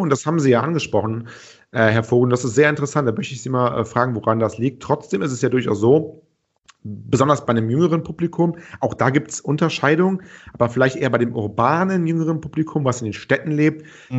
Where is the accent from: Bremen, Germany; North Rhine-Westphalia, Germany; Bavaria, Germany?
North Rhine-Westphalia, Germany; Cologne; als Kölner